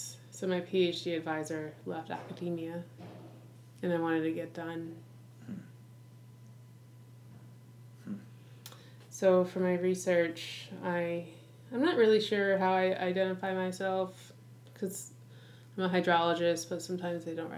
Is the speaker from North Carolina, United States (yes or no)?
no; Rhode Island, United States; I'm from Rhode Island